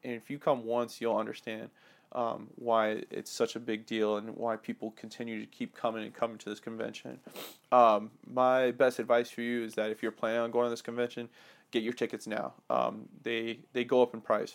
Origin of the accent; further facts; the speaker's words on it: Atlanta, Georgia, United States; moved away; I grew up in Atlanta when I was a young kid to high school